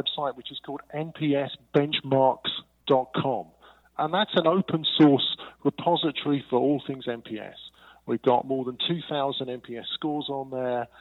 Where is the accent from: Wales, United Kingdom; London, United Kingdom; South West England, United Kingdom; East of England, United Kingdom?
London, United Kingdom; moved away as an adult; now in Amsterdam, Netherlands; I'm actually originally an English guy. I'm from London, but I've moved around many places